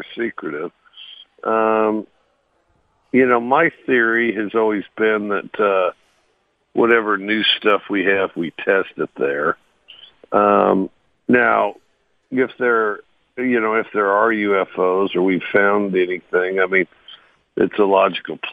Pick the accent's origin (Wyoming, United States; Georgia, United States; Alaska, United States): Wyoming, United States; Cody; moved away; I grew up in Cody, Wyoming.